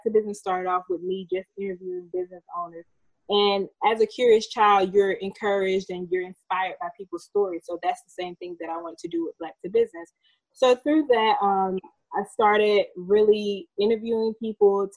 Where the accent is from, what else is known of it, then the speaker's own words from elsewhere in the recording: Georgia, United States; moved away as an adult; also born or lived in Washington, District of Columbia, United States; I am originally from Georgia. I grew up in a small town, about 3,000 people